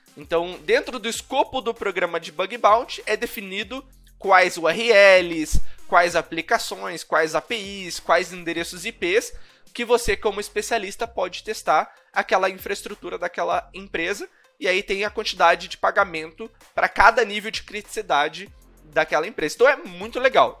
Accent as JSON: {"language": "Portuguese", "town": "Curitiba", "region": "Paraná", "country": "Brazil", "said": "numa empresa é, de educação aqui de Curitiba, eu sou de Curitiba."}